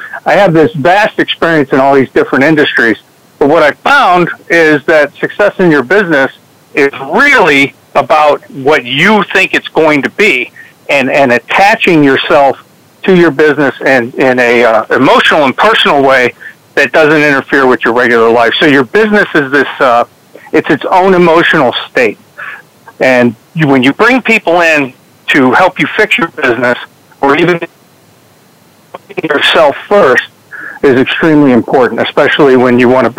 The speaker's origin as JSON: {"language": "English", "town": "Trenton", "region": "Michigan", "country": "United States", "tie": "born there", "said": "I was born just in Trenton, Michigan, just outside of Detroit. My family's from Pennsylvania"}